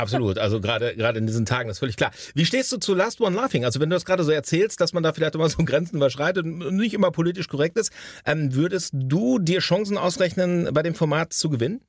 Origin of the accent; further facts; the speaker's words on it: Hamm, North Rhine-Westphalia, Germany; bei uns in Hamm